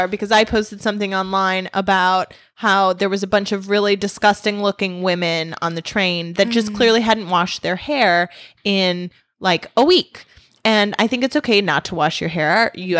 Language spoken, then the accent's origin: English; United States; Most cultures don't, but I'm American, so I just want to pick off like the clean meat